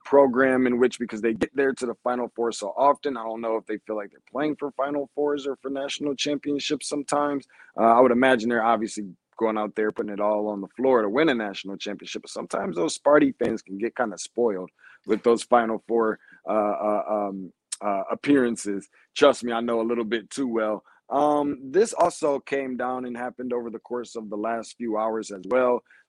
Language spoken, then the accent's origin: English; Lansing, Michigan, United States; my hometown of Lansing, Michigan, and where I come from.